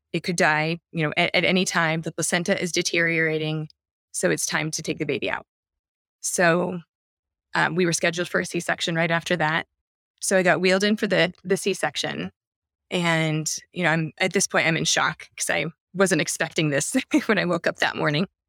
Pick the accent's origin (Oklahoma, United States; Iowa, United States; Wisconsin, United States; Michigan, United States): Iowa, United States; I'm from Iowa